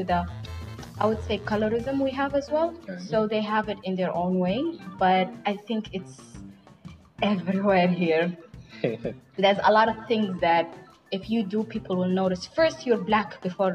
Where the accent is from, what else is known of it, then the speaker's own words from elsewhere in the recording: Saudi Arabia; accent: Somali; moved away as an adult; also born or lived in Somalia; now in Malaysia; I was born and raised in Saudi